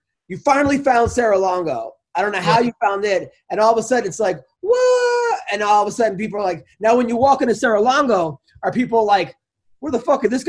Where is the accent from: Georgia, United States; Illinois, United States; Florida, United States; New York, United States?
New York, United States; Long Island; I'm from Long Island.